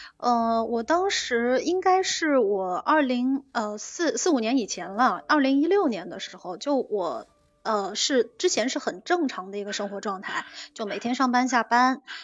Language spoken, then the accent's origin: Chinese; Jiangxi, China; moved away as an adult; now in Shanghai, China; 我是江西人，我在上海工作生活